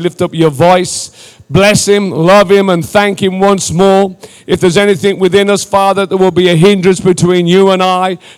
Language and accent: English; England, United Kingdom